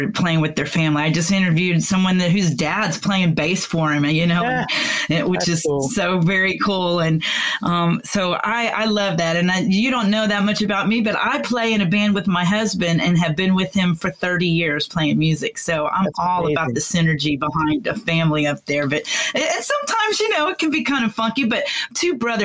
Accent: Florida, United States; now in Texas, United States; I'm a Texan. I was born here. I was raised, though, you know, in Florida on the beach

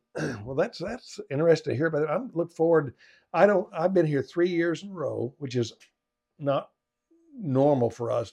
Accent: Arkansas, United States; I grew up in Arkansas playing football, small town football

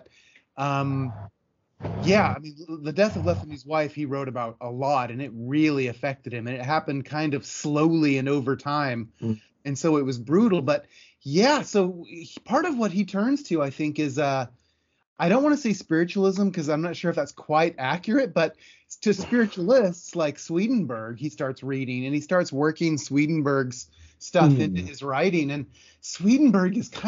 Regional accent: Oregon, United States; now in California, United States; I'm from Oregon originally, but I'm currently in California

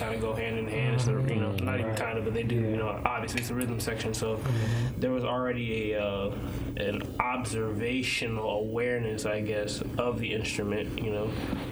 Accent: Norfolk, Virginia, United States; I'm from Norfolk/Chesapeake, Virginia.

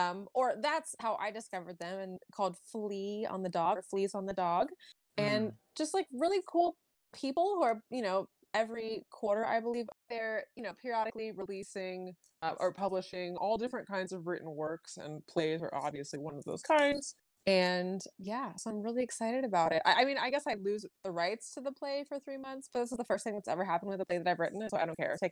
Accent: Virginia Beach, Virginia, United States; also born or lived in Bethesda, Maryland; I was born in Bethesda, Maryland. My dad was in the Navy for like almost 30 years. I don't remember any of Maryland, though. I pretty much was raised in Virginia Beach, Virginia.

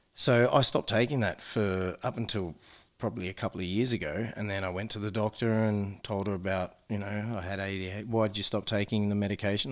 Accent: New South Wales, Australia; now in Adelaide, Australia; I am from New South Wales

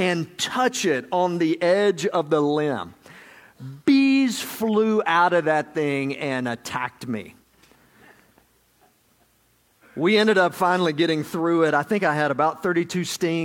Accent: Georgia, United States; I'm from Georgia

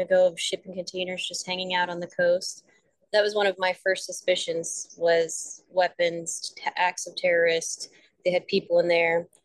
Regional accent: United States; I'm an American

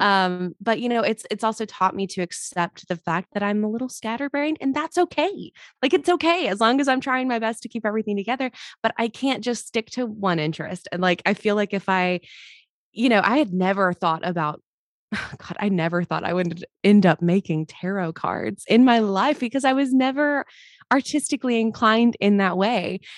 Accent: Mobile, Alabama, United States; I grew up in Mobile, Alabama.

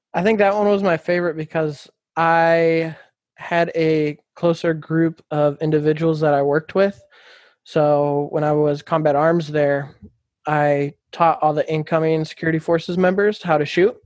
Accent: Folsom, California, United States; also born or lived in Alaska; moved to Folsom, California when I was 10, grew up in Folsom, graduated

